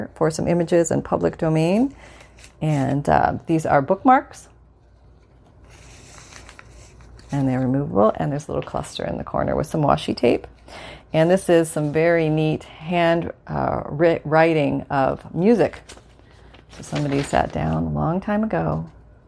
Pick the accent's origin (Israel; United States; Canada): Canada; moved away; where I grew up in Canada.